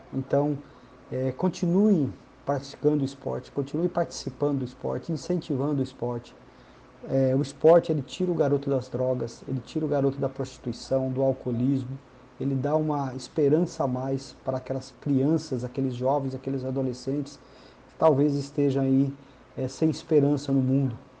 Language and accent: Portuguese; Paraná, Brazil; now in Tocantins, Brazil; Estou no Tocantins desde o ano de 1993. Sou do Paraná, tocantinense de coração